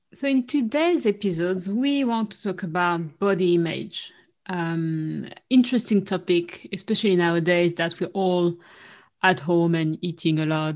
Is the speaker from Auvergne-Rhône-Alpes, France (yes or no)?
no; Paris, Île-de-France, France; moved away as an adult; now in London, United Kingdom; growing up in Paris, especially in Paris, which is even more than the rest of France